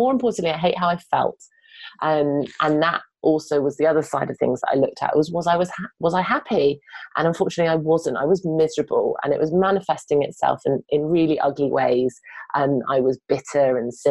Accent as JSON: {"language": "English", "country": "United Kingdom", "moved": "yes", "lives_now": "London, United Kingdom", "said": "I'm very British and I love being British"}